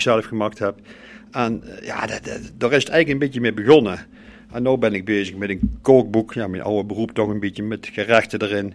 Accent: Groeningen, North Brabant, Netherlands; En als ik nou de Groeningen loop waar ik geboren ben, ja. Eh, daar heb ik vroeger ook gespeeld

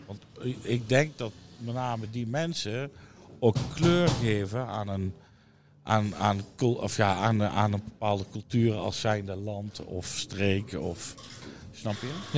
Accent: Netherlands; een stukje identiteit is van wie wij zijn als Nederlanders

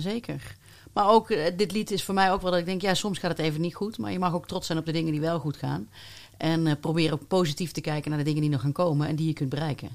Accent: North Brabant, Netherlands; Ik ben ook geboren in Brabant

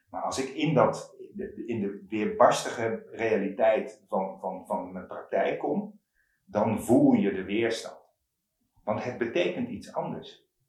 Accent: Curaçao; moved away as an adult; also born or lived in Eindhoven, Netherlands; ik ben op Curaçao opgegroeid

